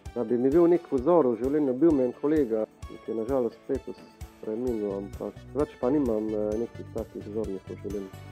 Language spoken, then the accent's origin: Slovenian; Črna na Koroškem, Carinthia, Slovenia; moved away; also born or lived in Ljubljana; sem odraščal v Črni